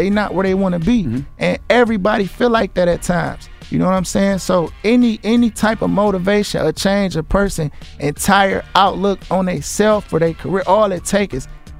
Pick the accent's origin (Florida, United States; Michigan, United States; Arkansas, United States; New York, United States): Michigan, United States; I'm from Bradford. I'm from Sanford and Bradford.